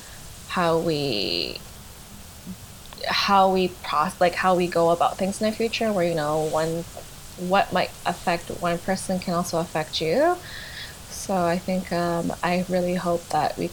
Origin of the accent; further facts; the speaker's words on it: Canada; I feel very proud to be Canadian